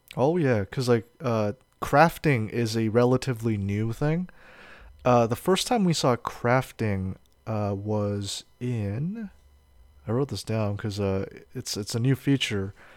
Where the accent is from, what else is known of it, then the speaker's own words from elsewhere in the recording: United States; I'm an American